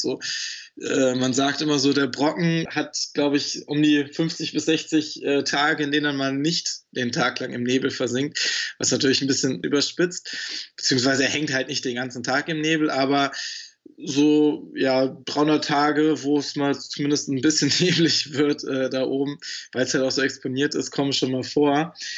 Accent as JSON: {"language": "German", "country": "Germany", "tie": "born or raised there", "said": "in meinen Homegrounds, in meiner Heimat hier im Harz"}